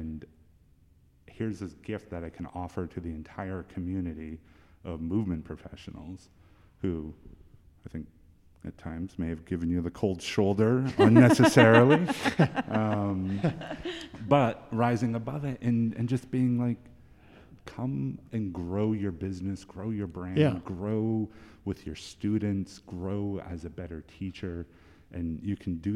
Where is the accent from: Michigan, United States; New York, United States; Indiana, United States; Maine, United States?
Maine, United States; Scarborough; also born or lived in South Portland, Maine; now in Biddeford, United States; I grew up in Pine Point